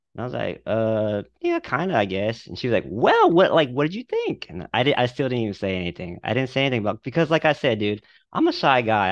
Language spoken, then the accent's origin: English; Dallas-Fort Worth area, Texas, United States; I'm from the Dallas-Fort Worth area.